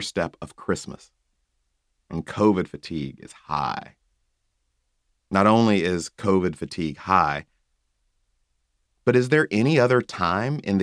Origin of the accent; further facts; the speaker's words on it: the American South, United States; Growing up in the American South